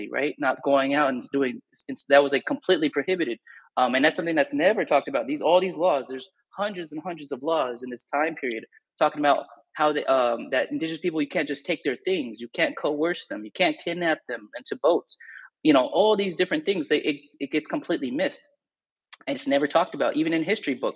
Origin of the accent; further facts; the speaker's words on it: California, United States; I'm from California